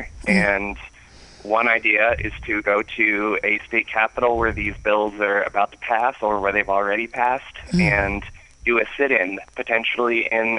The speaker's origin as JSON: {"language": "English", "region": "Texas", "country": "United States", "tie": "born or raised there", "said": "As much as I'd love to focus on my home state, the bill in Texas has yet to pass."}